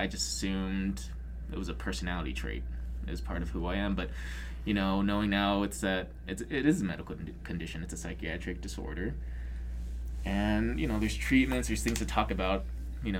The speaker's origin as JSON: {"language": "English", "region": "Arizona", "country": "United States", "said": "I'm from Arizona"}